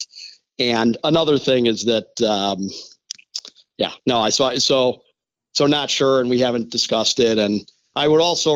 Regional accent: Chicago, Illinois, United States; I was born and raised in Chicago

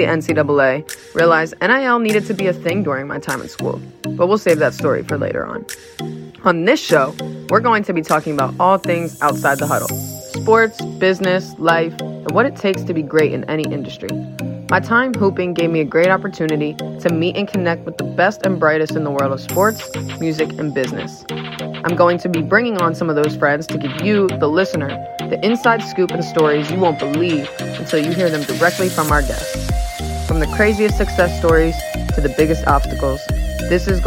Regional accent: Wilmington, Delaware, United States; my hometown of Wilmington, Delaware

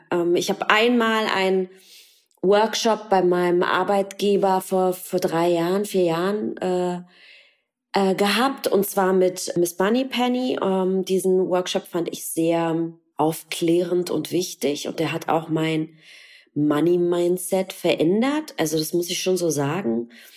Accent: Berlin, Germany; geboren im Osten, in der DDR, in Ostberlin

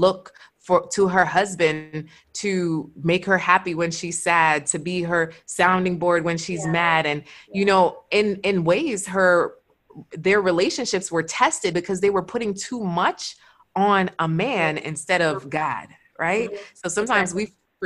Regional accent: Jamaica; I'm Jamaican

